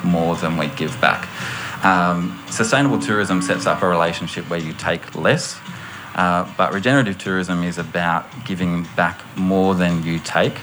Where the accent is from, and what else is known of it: Australia